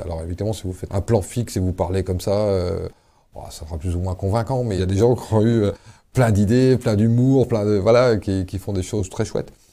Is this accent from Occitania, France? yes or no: no; Paimpol, Brittany, France; Moi, je suis né à Paimpol, dans les Côtes d'Armor